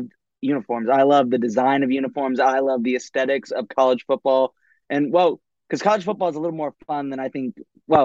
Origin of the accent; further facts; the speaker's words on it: Lexington, South Carolina, United States; I grew up in Lexington, South Carolina, right outside of Columbia.